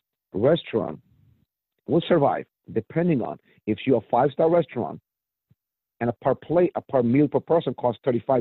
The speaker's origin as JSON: {"language": "English", "region": "New York", "country": "United States", "said": "So, yes, I came from New York back in 95 when I moved to Maryland, from New York to Maryland back in 95 when I was young."}